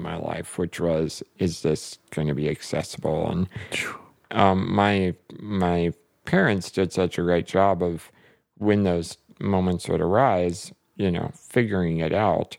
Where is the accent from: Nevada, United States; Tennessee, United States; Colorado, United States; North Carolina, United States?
North Carolina, United States; moved away as an adult; now in Fort Wayne, United States; I grew up in North Carolina